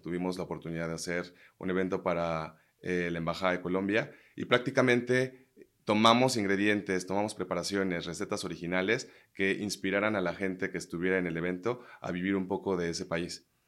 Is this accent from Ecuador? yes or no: no; Mexico; somos muchos mexicanos mezclados entre franceses